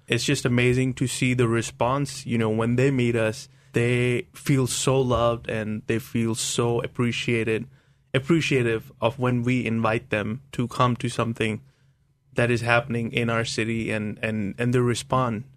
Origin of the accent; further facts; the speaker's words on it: India; growing up in India as a Christian, it's not cool